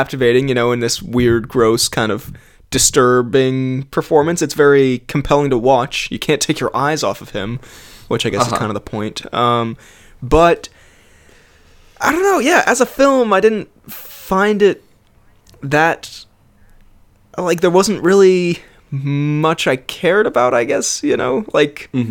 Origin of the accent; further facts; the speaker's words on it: United States; moved away; I'm American and I live in what has been interpreted as one of the nicer student accommodations